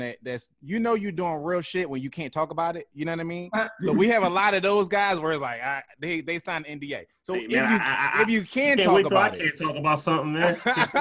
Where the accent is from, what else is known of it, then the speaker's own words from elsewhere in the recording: Philadelphia, Pennsylvania, United States; my hometown of Philly